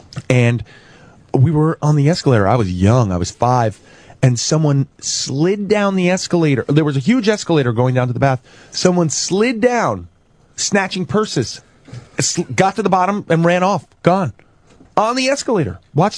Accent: New York City, New York, United States; I grew up in Chelsea. I grew up on 17th and 7th.

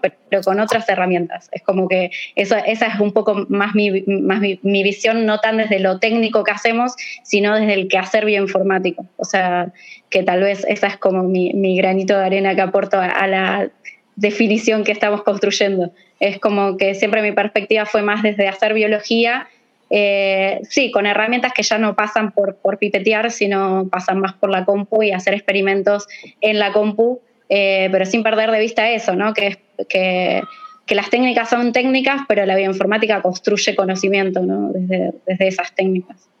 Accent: Argentina; yo soy de Argentina, como mi acento de lata.

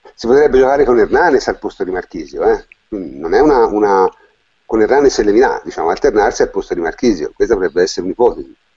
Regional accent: Tuscany, Italy; toscano come me

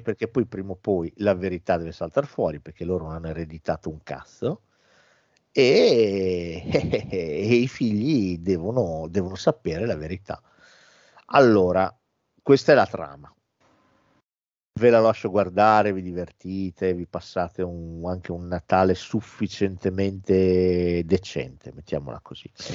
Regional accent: Italy; di noi italiani

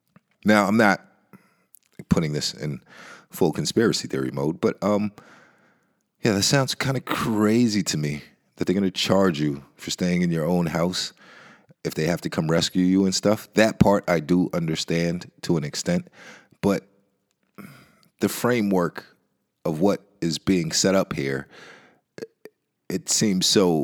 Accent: Nebraska, United States; born there; just understand that I was born in Nebraska. So I've never been back.

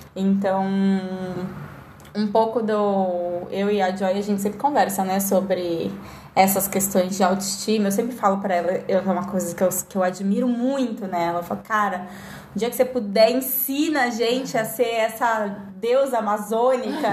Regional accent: Brazil; Eu sou brasileira

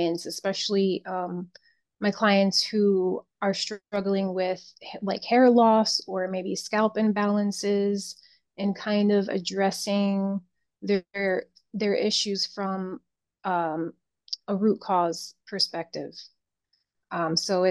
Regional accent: Connecticut, United States; moved away as an adult; now in South Florida, United States; I grew up in Connecticut, born and raised. So I moved down here about maybe 21 years ago.

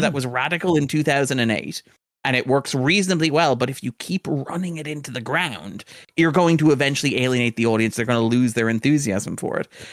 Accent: Sligo, Connacht, Ireland; Sligo, which is where I grew up

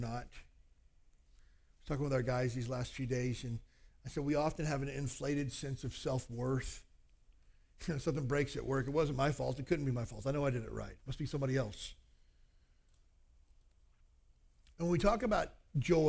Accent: Kentucky, United States; now in Honolulu, United States; I grew up in Kentucky

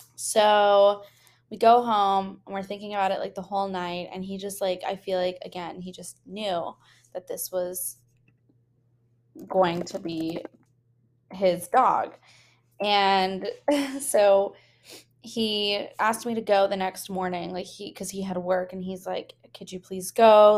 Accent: the Bay Area, California, United States; now in San Francisco, United States; I am from the Bay

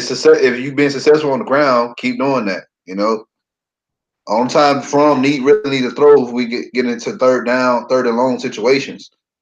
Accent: Georgia, United States; I'm from Georgia.

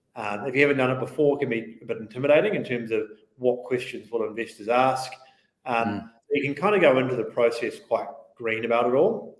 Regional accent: Christchurch, Canterbury, New Zealand; moved away as an adult; I grew up in Christchurch. I was in Christchurch. Uh, for the first 22 odd years of my life, primarily

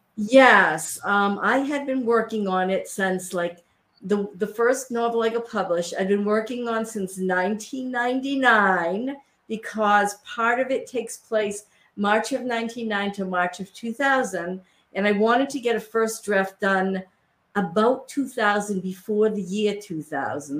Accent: Worcester, Massachusetts, United States; where I grew up in Worcester, Massachusetts

